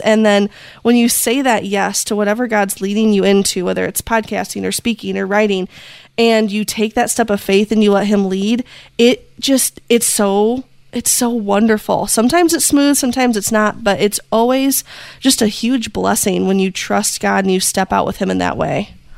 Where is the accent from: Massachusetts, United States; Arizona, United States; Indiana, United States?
Indiana, United States; I am from Indiana in the US. Um, we are in the heart of Amish country, so things are just a little bit slower here. And I've been born and raised here.